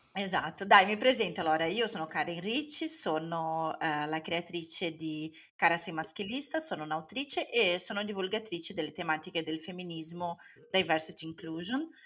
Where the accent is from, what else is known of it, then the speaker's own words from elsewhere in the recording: Brazil; now in Italy; io sia brasiliana